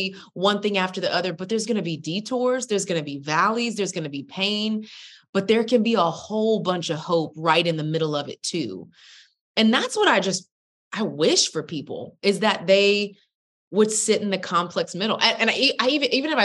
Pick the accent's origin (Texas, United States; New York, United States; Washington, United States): Texas, United States; I'm from Texas